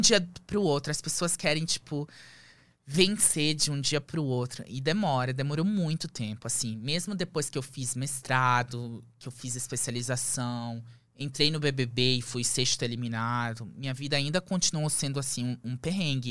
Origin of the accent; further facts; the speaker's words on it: Lebanon; moved away as an adult; also born or lived in Manaus, Brazil / Belém, Brazil; now in Brazil; fomos com a roupa do corpo pro Líbano. E aí começou a fase mais difícil da minha vida. A gente vivia, eu vivia de, eh, de favor na casa dos avós. E aí eu fiquei lá até os os 18